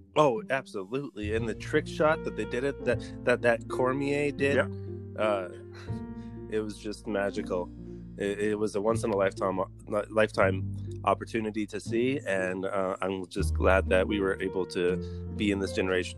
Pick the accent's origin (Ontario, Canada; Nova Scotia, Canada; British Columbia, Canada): Nova Scotia, Canada; Halifax; now in Edmonton, Canada; I was born in Halifax